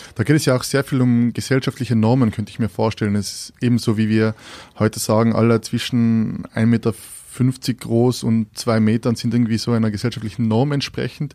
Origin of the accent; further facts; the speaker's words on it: Austria; wir als Österreicher